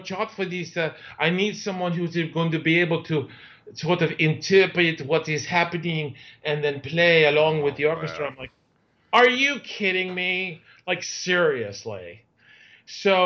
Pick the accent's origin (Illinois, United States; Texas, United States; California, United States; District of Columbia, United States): District of Columbia, United States; Washington; moved away as an adult; also born or lived in New York City; now in New York, United States; I was born in New York City, but I grew up in Washington, D.C.